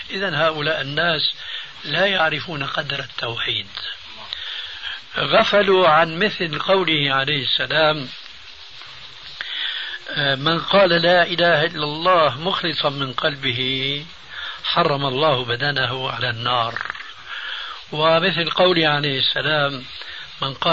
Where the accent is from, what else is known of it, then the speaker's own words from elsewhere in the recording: Syria; هم يقولون عندنا في سوريا خير الذقون